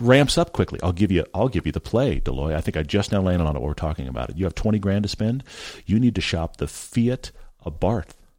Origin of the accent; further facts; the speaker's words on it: Texas, United States; I grew up in Texas.